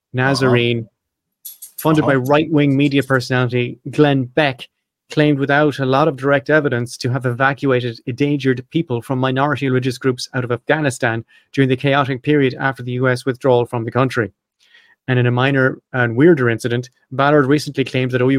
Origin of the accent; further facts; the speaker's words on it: Ireland; I'm Irish